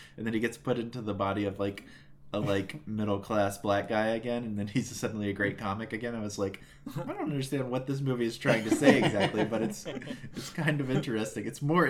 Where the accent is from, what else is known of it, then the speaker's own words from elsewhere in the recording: New Jersey, United States; I'm from New Jersey.